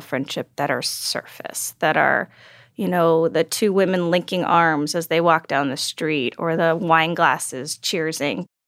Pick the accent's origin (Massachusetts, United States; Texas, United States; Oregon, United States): Texas, United States; I grew up in Texas